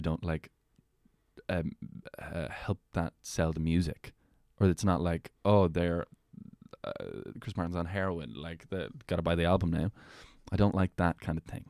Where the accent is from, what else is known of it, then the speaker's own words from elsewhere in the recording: Meath, Leinster, Ireland; I grew up in Meath